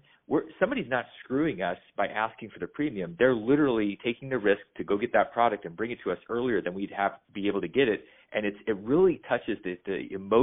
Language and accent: English; Alaska, United States; as a kid growing up in Alaska